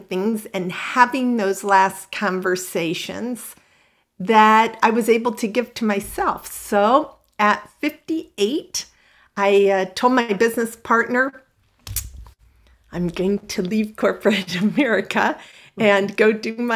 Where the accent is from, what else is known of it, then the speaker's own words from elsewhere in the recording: Midwest, United States; moved away as an adult; also born or lived in Houston / Los Angeles; I grew up in the Midwest, pretty conservative